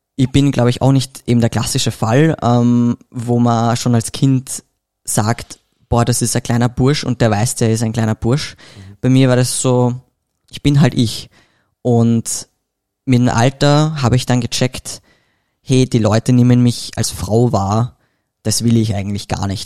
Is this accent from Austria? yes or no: yes; Vienna, Austria; ich komme aus Wien